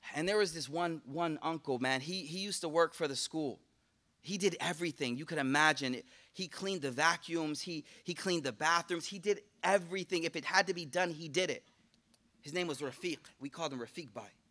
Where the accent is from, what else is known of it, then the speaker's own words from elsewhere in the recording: Buffalo, New York, United States; I'm from Buffalo, so Canada right there, I took, took French, right?